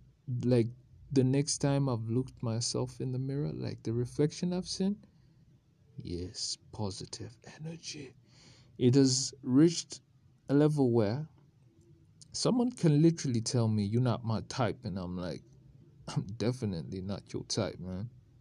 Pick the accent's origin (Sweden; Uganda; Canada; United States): Uganda; It's because when I was growing up in Uganda, they used to tell us